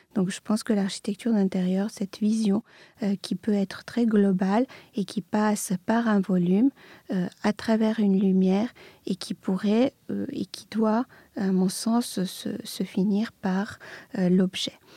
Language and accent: French; Belgrade, Serbia; moved away; je, suis née à Belgrade, euh, j'ai grandi en Serbie dans une famille d'artistes